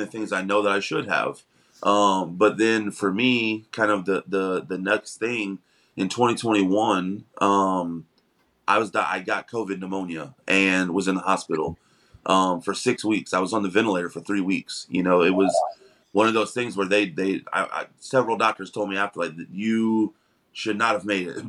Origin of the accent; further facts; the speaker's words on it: Missouri, United States; moved away as an adult; now in Florida, United States; we're originally from Missouri, but we moved down here um in 2020